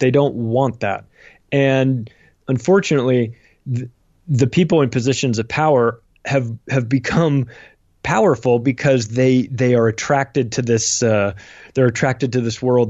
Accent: United States; I'm an American. I've lived in America my whole life.

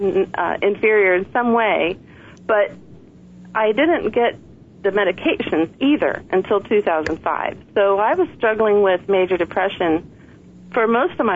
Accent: Cleveland, Ohio, United States; moved away as an adult; now in Philadelphia area, United States; I'm actually from Cleveland, Ohio

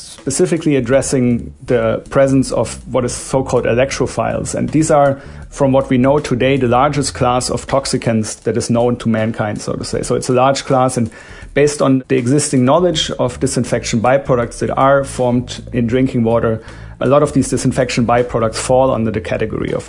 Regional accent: Germany; now in United States; I'm from Germany

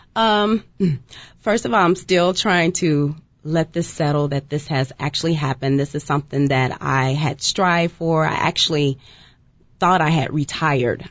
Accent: Fort Worth, Texas, United States; I'm from Fort Worth, Texas, so I'm right there by Dallas.

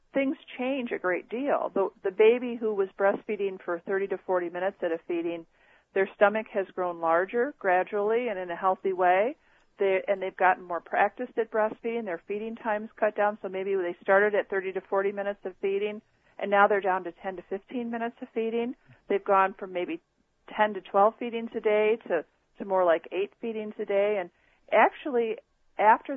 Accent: Chicago, Illinois, United States; the hospital where I was born here in the Chicago area was then called Chicago Lying

